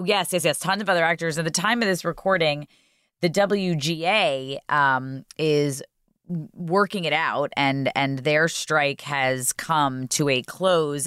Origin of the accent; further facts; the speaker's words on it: New York City, New York, United States; also born or lived in Port Washington, Long Island; I grew up in Ozone Park till I was about mm, seven or eight